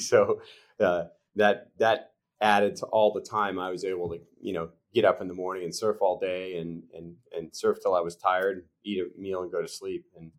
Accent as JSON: {"language": "English", "region": "Florida", "country": "United States", "said": "cause I'm from Florida."}